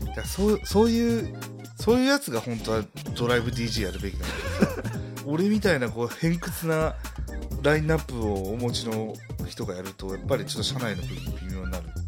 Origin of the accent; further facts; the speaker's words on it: Nara, Japan; 閉鎖的だもん、うちの周り